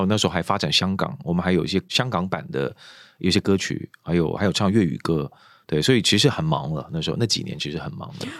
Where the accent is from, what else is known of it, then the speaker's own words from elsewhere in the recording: Kuala Lumpur, Malaysia; moved away as an adult; 因为我从小在马来西亚长大，是。马来西亚的吉隆坡